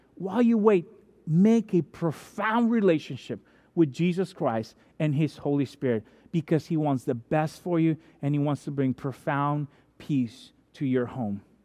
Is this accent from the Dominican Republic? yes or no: yes; Dominican Republic; moved away; I'm from Dominican Republic, which is baseball country other than America and Japan